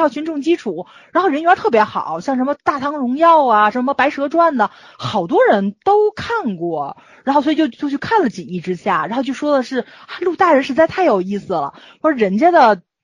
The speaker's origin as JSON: {"language": "Chinese", "country": "China", "said": "咱们就是大陆的文化可能跟其他地方不一样"}